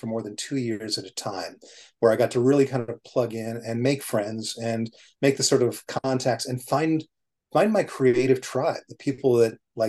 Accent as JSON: {"language": "English", "region": "London", "country": "United Kingdom", "tie": "born there", "also_born_or_lived": "Nigeria", "said": "So when my parents were getting ready to have their baby in London, and technically I'm a Cockney because I was born within the sound of the Bow Bells"}